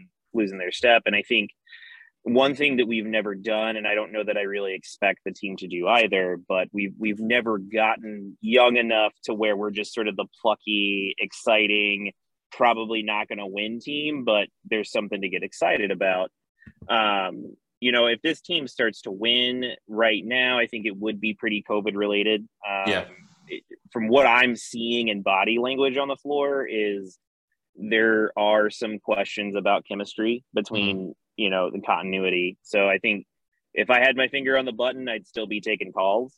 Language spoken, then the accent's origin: English; Richmond, Indiana, United States; moved away; also born or lived in Philadelphia; Growing up in Richmond, we close to Ohio